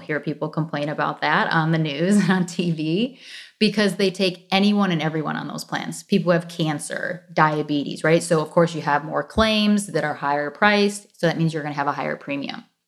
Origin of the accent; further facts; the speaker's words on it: suburbs south of Detroit, Michigan, United States; moved away as an adult; also born or lived in South Florida; now in Florida, United States; born and raised in Michigan, um, south of Detroit, suburbs south of Detroit